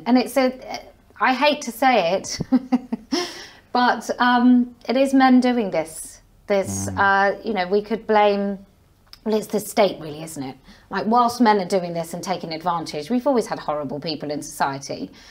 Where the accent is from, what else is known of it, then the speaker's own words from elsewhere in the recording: Somerset, South West England, United Kingdom; moved away as an adult; also born or lived in Leeds / Bristol; now in Wiltshire, United Kingdom; I grew up in Somerset.